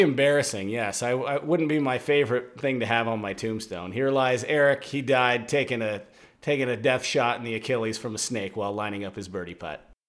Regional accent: Washington, United States; now in Arizona, United States; growing up in Washington

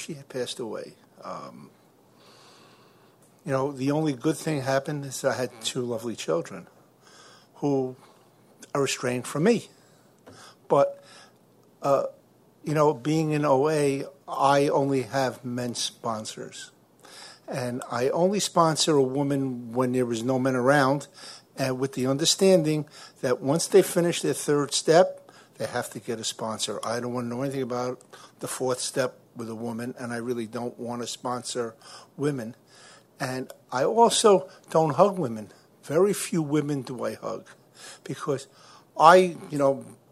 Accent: New York City, New York, United States; I'm from Brooklyn, New York

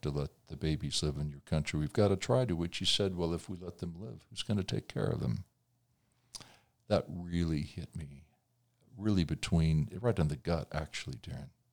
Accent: Indiana, United States; my home state of Indiana

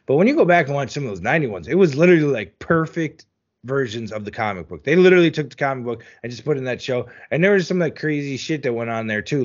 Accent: New Jersey, United States; I grew up in New Jersey.

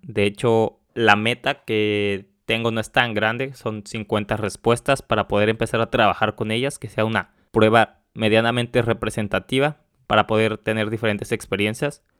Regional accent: Mexico; moved away as an adult; now in Warsaw, Poland; yo soy de México, vivo en Varsovia

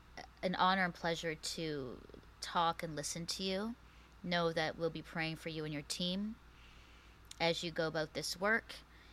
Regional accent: Philippines; also born or lived in Canada; it has to do with the Philippines and me being Filipino and Canadian and Canada's part in all of this.

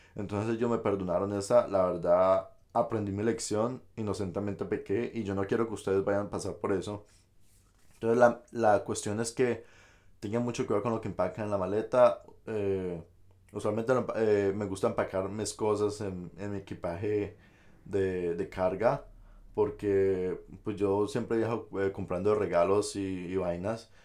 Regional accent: Colombia; moved away as an adult; now in United States; uno pues de Colombia pues viene y trae muchos accesorios

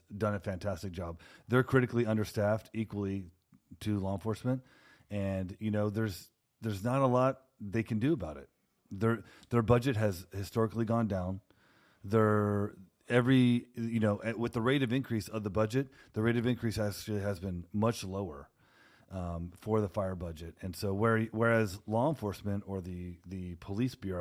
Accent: Houston, Texas, United States; now in Portland, United States; I'm from Houston, Texas

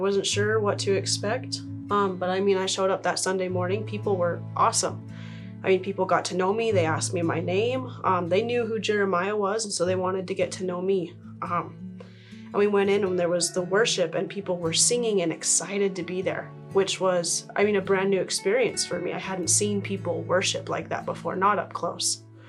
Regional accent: Utah, United States; born there; also born or lived in Texas / Idaho; No, I was born in Utah, grew up a little bit in Texas, a little bit in Idaho.

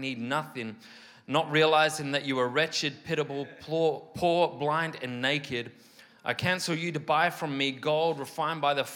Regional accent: Mid Wales, United Kingdom; moved away; my hometown in Mid Wales

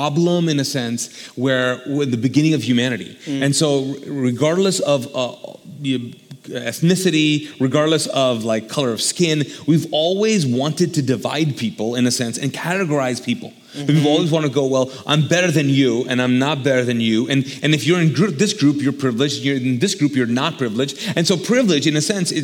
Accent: Pakistan; moved away; I'm Pakistani

